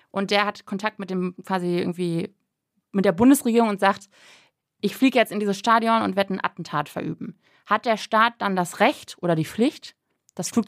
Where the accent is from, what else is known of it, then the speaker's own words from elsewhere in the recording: Münster, North Rhine-Westphalia, Germany; born there; Ich bin in Münster geboren worden und Münster war für mich immer so eine absolute so